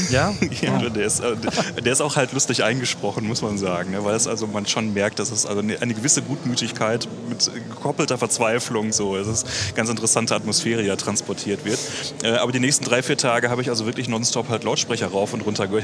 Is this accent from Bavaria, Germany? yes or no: no; Göttingen, Lower Saxony, Germany; wir kommen halt alle aus Göttingen